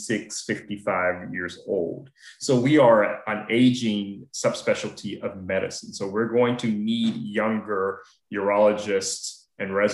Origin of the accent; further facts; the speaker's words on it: Atlanta, Georgia, United States; now in Washington, D.C., United States; I'm originally from Atlanta